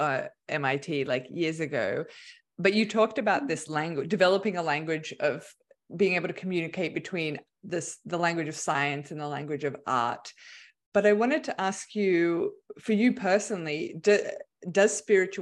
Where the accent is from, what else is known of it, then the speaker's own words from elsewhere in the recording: Australia; now in United States; I'm not American, I'm Australian